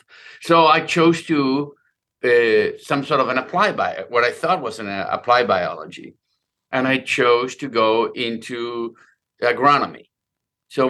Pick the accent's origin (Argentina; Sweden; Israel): Argentina; Buenos Aires; moved away; I grew up in Buenos Aires